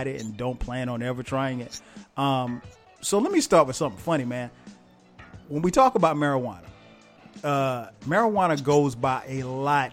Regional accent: South Carolina, United States; I'm from South Carolina.

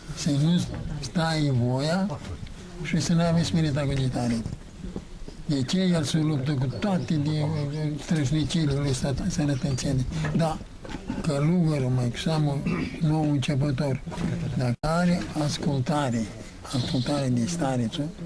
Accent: Romania; suntem români

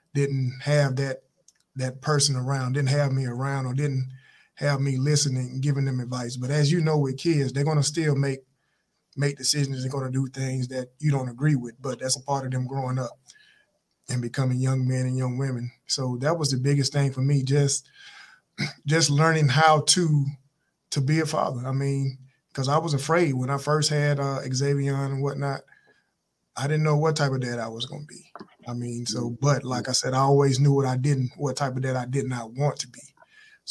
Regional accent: Appling, Georgia, United States; growing up in Applin, Georgia

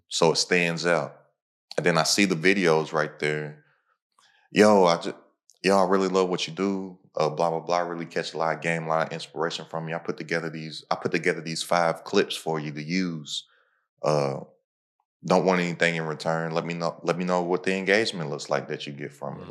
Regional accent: Kentucky, United States; I'm from Kentucky.

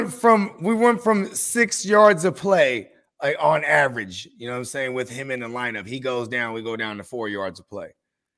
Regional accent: San Jose, California, United States; I grew up in San Jose. We had 1 million people in our city.

